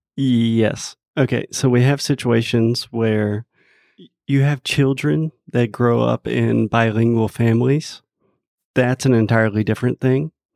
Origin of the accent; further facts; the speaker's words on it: United States; first language English; me as a native English speaker from the United States